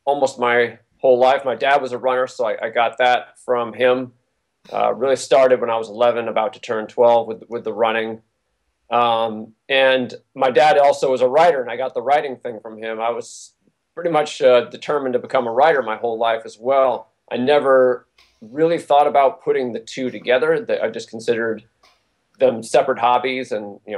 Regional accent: New Hampshire, United States; I grew up in New Hampshire

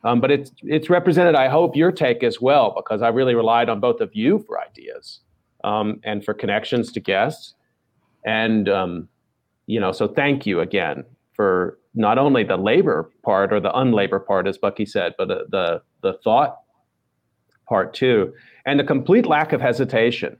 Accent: Texas, United States; I'm from Texas and I talk a little bit more slowly

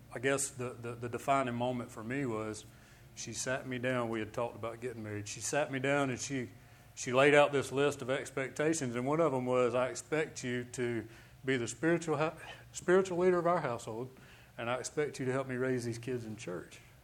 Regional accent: Birmingham, Alabama, United States; I'm from Birmingham, Alabama.

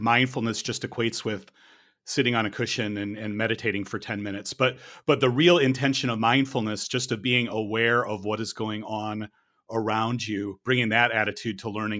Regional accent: United States; my experiences growing up in the American elementary, secondary school system

